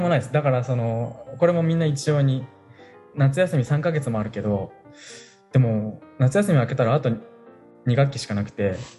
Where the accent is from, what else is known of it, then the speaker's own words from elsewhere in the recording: Kanagawa, Japan; moved away as an adult; now in Hoboken, United States; 僕神奈川出身ですけど結構あの盆地のあの田舎の方で